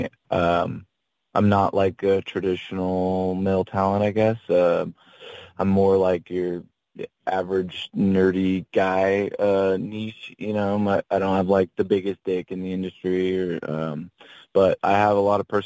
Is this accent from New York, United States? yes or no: no; Henderson, Nevada, United States; there's a suburb called Henderson that I grew up